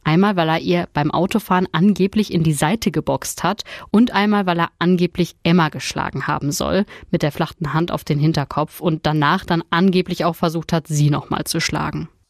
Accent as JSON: {"language": "German", "area": "Ruhr area", "region": "North Rhine-Westphalia", "country": "Germany", "said": "Bei uns im Ruhrgebiet"}